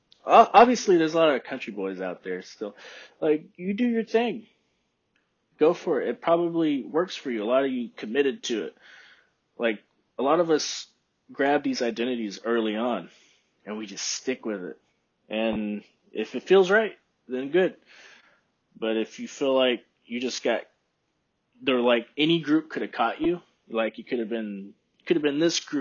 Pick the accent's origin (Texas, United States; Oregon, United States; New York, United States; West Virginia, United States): Texas, United States; accent: broad American; Like, people, when I tell them I'm from Texas, they're always surprised. Like, you don't sound like you're from Texas.